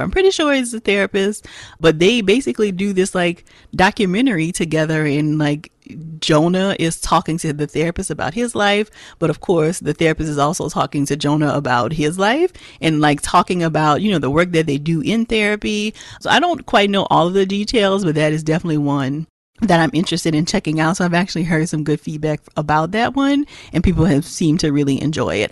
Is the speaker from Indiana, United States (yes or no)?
no; Louisiana, United States; born or raised there